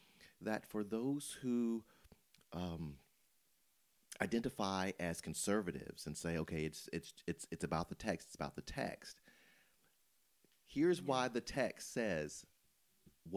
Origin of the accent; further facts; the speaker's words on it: Memphis, Tennessee, United States; I grew up in Memphis